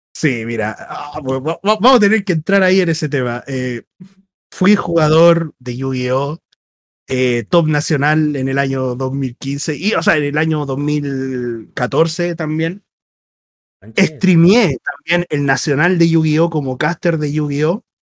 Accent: Chile

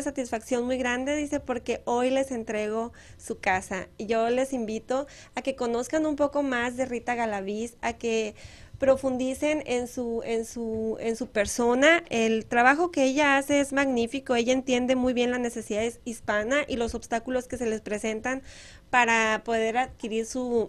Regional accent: Moctezuma, Sonora, Mexico; moved away; Miren mi pueblo

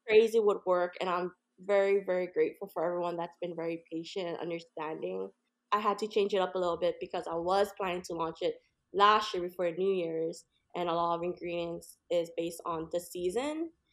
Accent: Hawaii, United States; moved away; I'm actually from Hawaii originally

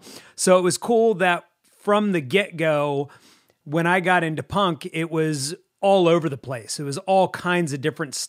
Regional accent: Delaware, United States; born there; also born or lived in Florida / Maryland; I was born in Delaware. We did live in Florida for a little while, but then moved back to Maryland, and that's been pretty much it, either Maryland or Delaware

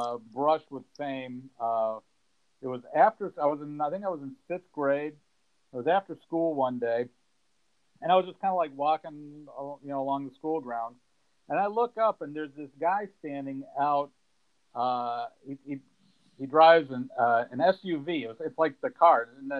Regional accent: Southern California, United States; moved away; I grew up in Southern California back in the 70s.

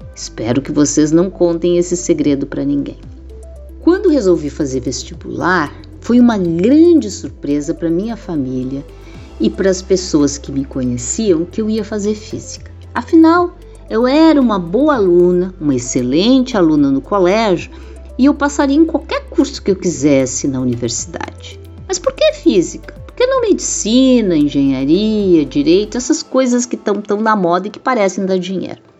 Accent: Rio Grande do Sul, Brazil; also born or lived in Rio de Janeiro; Meu pai era militar, gaúcho militar

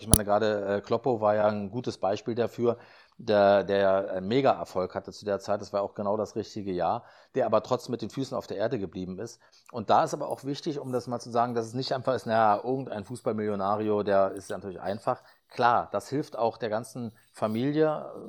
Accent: Berlin, Germany; ich komme ja aus Berlin

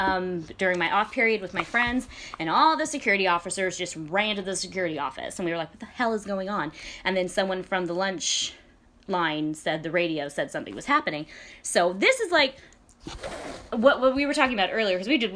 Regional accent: Aurora, Colorado, United States; moved away; I'm from Denver. I'm from Aurora, Colorado.

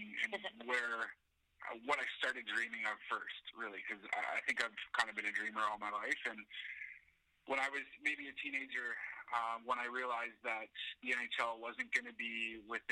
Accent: Toronto, Ontario, Canada; moved away as an adult; now in Vancouver, Canada; I grew up in the Toronto area

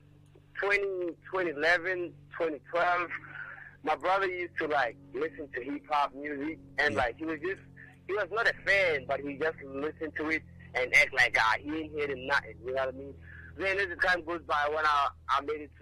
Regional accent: Pretoria, Gauteng, South Africa; now in Pretoria, South Africa; I was born in PTS in 2002, May 28th. Then I was raised in the hood, the group, but then I moved

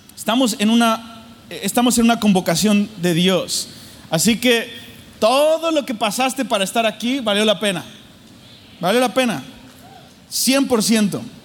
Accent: Mexico City, Mexico; la Ciudad de México donde yo nací. Yo nací en el, en el cepo, así, súper difícil mi ciudad en México, Distrito Federal

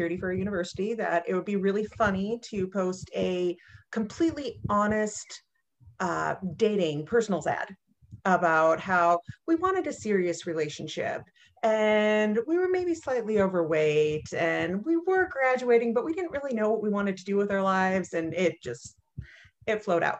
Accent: Northern Minnesota, United States; I grew up in Northern Minnesota in not necessarily a small town, but a smaller town

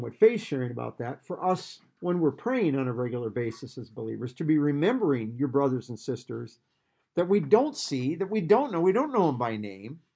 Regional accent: Iowa, United States; growing up in Iowa

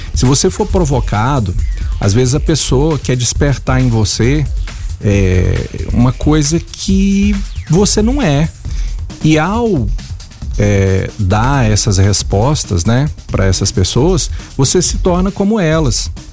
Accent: Goiás, Brazil; se eu sou goiano

